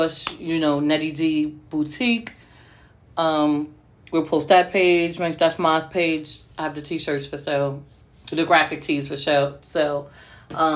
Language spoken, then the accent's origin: English; New Jersey, United States; I'm from Jersey